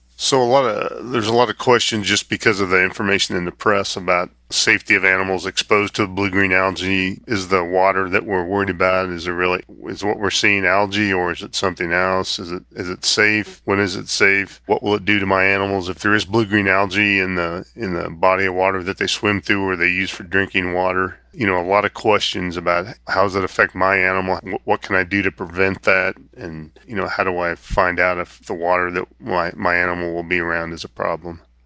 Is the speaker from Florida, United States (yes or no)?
no; Northeast Kansas, United States; moved away as an adult; also born or lived in Iowa; I grew up in Northeast Kansas, around veterinary medicine